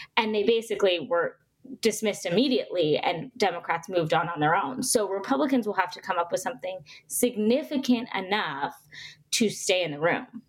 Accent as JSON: {"language": "English", "region": "Arizona", "country": "United States", "tie": "born or raised there", "said": "my home state of Arizona"}